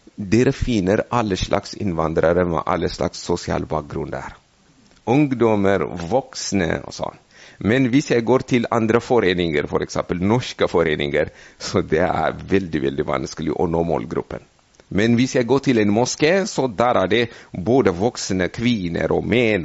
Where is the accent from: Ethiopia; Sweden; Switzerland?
Ethiopia; Norwegian is a second language; now in Norway; jeg er eh, fra Etiopia, så eh, jeg kom fra et bibelsk land